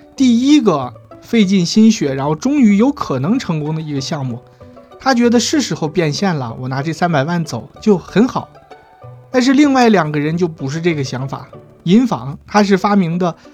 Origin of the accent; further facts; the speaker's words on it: China; 我们国家